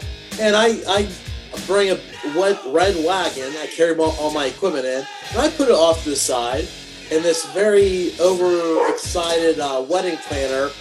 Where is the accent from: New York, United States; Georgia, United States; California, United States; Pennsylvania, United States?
Pennsylvania, United States; New Castle; moved away as an adult; now in Ohio, United States; I'm originally from Newcastle, PA